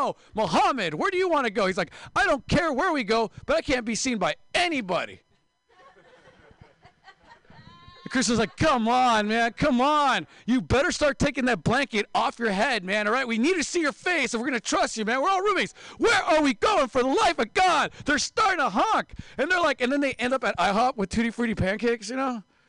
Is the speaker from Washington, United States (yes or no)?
yes; Seattle, Washington, United States; Sorry, guys, I'm also from Seattle. We do this thing called reading that they don't do here in the Bay Area.